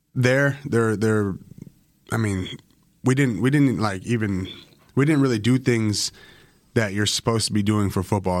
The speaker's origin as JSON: {"language": "English", "country": "Canada", "also_born_or_lived": "Bakersfield, California", "moved": "as an adult", "said": "I'm fresh Canadian"}